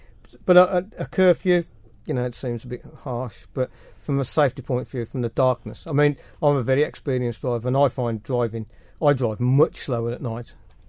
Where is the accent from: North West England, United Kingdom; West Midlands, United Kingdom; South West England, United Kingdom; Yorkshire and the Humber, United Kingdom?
West Midlands, United Kingdom; Birmingham; now in Isle of Man; I'm from Birmingham.